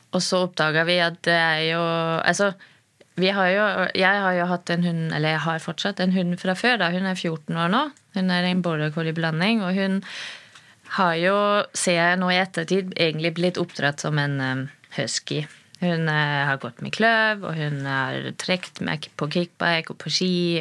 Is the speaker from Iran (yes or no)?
no; Germany; now in Norway; jeg er født i Tyskland